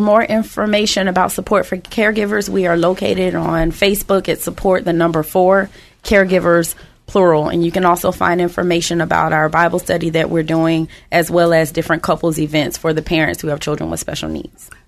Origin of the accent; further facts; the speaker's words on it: West Palm Beach, Florida, United States; now in Tampa Bay, United States; We're originally from West Palm Beach. We have absolutely no family here, but we decided a long time ago we're not leaving.